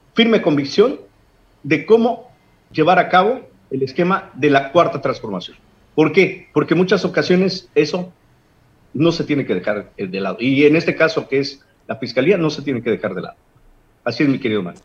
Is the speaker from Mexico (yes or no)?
yes; Guerrero, Mexico; En nuestro pueblo de Guerrero ya, digo, te lo digo como ciudadano